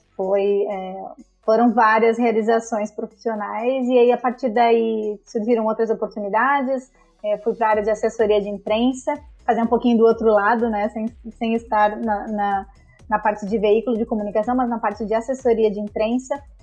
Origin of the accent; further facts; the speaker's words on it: Rio Grande do Sul, Brazil; moved away; also born or lived in Santa Catarina; sou gaúcha, mas depois de um tempo fui morar em Santa Catarina